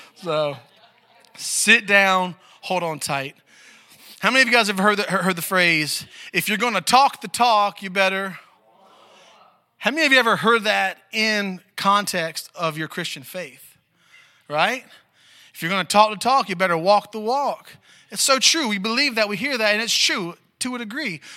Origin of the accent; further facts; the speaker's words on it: Maryland, United States; moved away; I'm from Maryland originally too